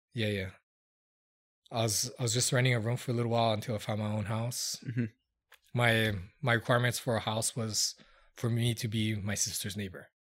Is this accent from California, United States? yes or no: no; Hilo, Hawaii, United States; moved away as an adult; also born or lived in New Zealand; now in Las Vegas, United States; I'm from Hawaii, um, born in small town Hilo